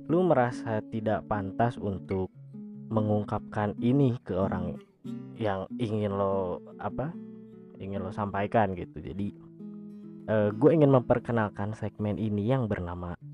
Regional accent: Sukabumi, West Java, Indonesia; also born or lived in Bandung; gue lahir di Bandung pada tahun 1996 kebetulan gue di kelas 3 SD itu gue pindah uh, ke kota lain dan kebetulan kota itu adalah kota Sukabumi

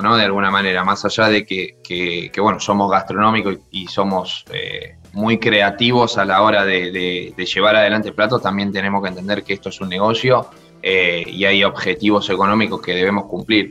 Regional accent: Argentina; moved away; also born or lived in Spain / France; como argentino

